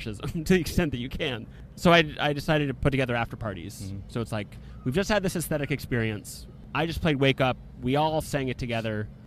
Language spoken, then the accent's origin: English; New York, United States; also born or lived in New England (Maine, Vermont); my hometown in New York